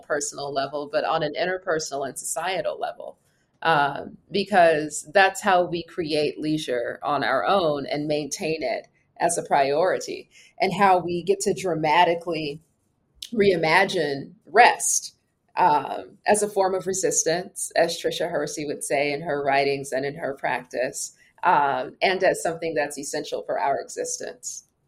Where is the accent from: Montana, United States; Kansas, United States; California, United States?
California, United States; Los Angeles; I am from Los Angeles